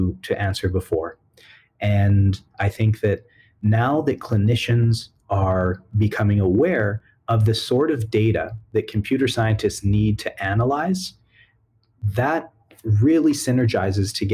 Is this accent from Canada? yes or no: yes; Edmonton, Alberta, Canada; I was born and raised in Edmonton.